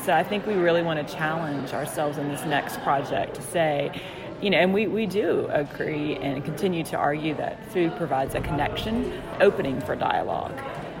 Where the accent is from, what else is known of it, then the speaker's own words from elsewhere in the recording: Southwest Virginia, United States; I grew up in Southwest Virginia